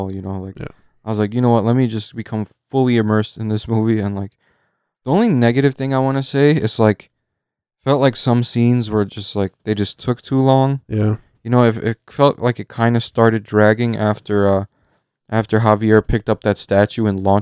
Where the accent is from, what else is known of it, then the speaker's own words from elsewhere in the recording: Poland; born there; I was born in Poland? Like, yeah.